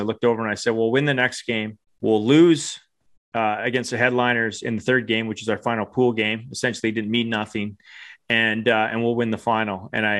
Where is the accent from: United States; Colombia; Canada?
Canada; what was really exciting for me as a Canadian coach is getting to work with some of the top Eagles women's players